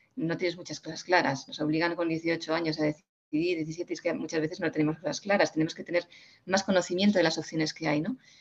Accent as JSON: {"language": "Spanish", "region": "Community of Madrid", "country": "Spain", "said": "mi pueblo, donde yo vivo, en Madrid"}